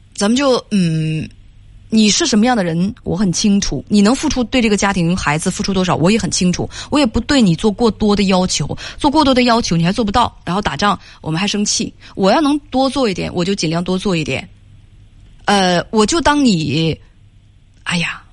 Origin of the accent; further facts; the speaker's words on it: Northeast China, China; accent: Northeastern (Dongbei); 一定要用我们东北话来讲